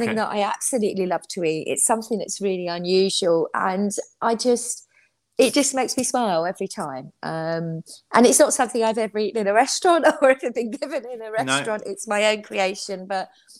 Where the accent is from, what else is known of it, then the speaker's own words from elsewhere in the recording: London, United Kingdom; growing up in London